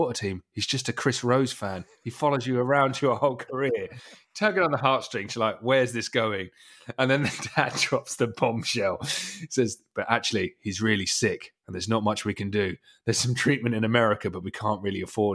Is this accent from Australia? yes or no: no; Essex, East of England, United Kingdom; I'm from Essex